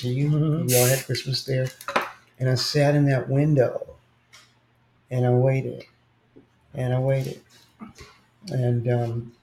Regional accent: Los Angeles, California, United States; I was born in Los Angeles

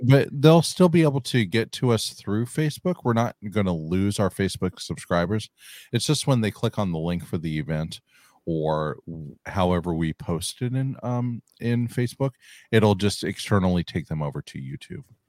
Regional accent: California, United States; I'm from California

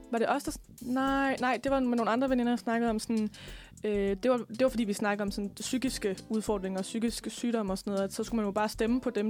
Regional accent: West Jutland, Denmark; altså nu kommer jeg selv fra Vestjylland, og øh, størstedelen af min familie har på en eller anden måde noget med landbrug at gøre

